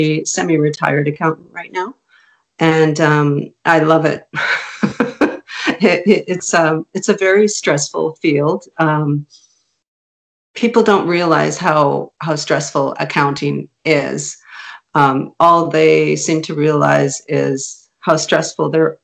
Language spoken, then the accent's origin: English; Canada; first language Hungarian; English is a second language; My first language was Hungarian. And my parents were both landed immigrants in Canada, and they raised me in a very European Hungarian household